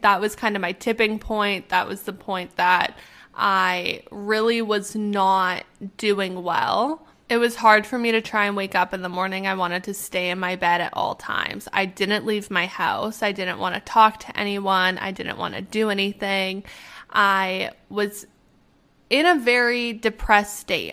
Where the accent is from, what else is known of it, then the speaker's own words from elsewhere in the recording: Canada; moved away as an adult; also born or lived in Arizona; I'm from Canada